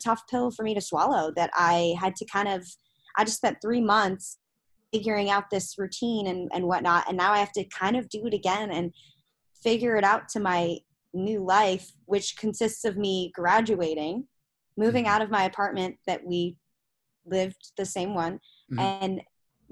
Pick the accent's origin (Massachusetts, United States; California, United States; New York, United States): Massachusetts, United States; right outside Boston; moved away as an adult; now in Austin, United States; I'm from Massachusetts, right outside Boston